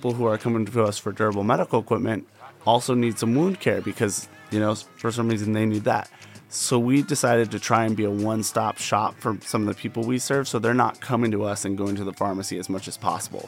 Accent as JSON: {"language": "English", "town": "Las Vegas", "region": "Nevada", "country": "United States", "tie": "born or raised there", "said": "I grew up here as a Las Vegas local. This community means a lot to me. Okay. It's my hometown."}